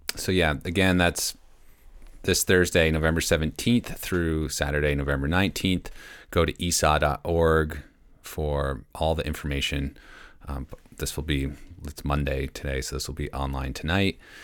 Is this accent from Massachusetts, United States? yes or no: no; Mount Washington Valley, New Hampshire, United States; also born or lived in San Diego; I grew up here in the Mount Washington Valley